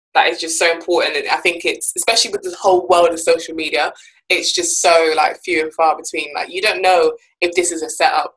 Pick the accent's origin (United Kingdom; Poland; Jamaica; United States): Jamaica; I'm also from Jamaica